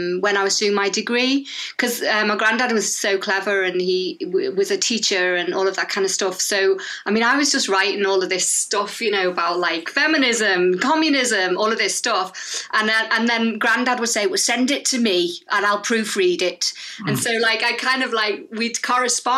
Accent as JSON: {"language": "English", "town": "Liverpool", "region": "North West England", "country": "United Kingdom", "tie": "born or raised there", "said": "I'm in Liverpool, in the UK, my hometown"}